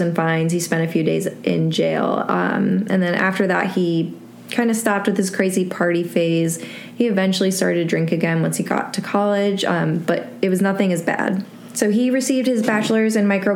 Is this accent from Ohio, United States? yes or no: yes; Cleveland, Ohio, United States; I'm originally from Cleveland, Ohio